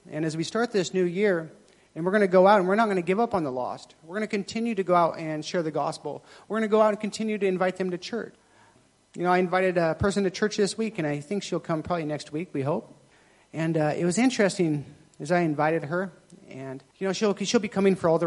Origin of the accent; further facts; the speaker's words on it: Thailand; I'm Thai, so my family's Buddhist, but I'm not really kind of Buddhist. I just, you know, I was raised in Thailand, so that's kind of what I am.